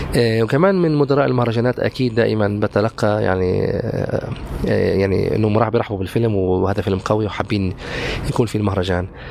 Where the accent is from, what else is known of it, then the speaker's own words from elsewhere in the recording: occupied Golan, Golan Heights, Syria; also born or lived in Haifa, Israel; now in Ramallah, Palestine; أنا ابن الجلال المحتل